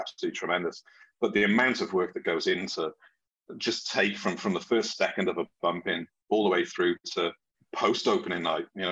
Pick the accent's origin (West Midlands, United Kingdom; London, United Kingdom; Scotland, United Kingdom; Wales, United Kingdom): Wales, United Kingdom; I'm originally from Wales in the UK. And I was very fortunate that the high school I went to had a really good drama school